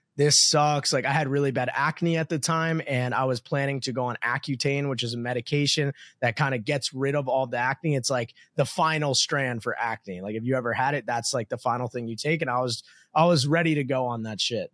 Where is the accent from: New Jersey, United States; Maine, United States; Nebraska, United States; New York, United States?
New Jersey, United States; moved away as an adult; now in Miami, United States; I grew up in New Jersey to a middle class family